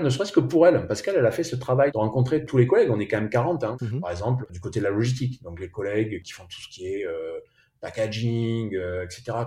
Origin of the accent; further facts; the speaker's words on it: Bordeaux, Nouvelle-Aquitaine, France; on est bordelais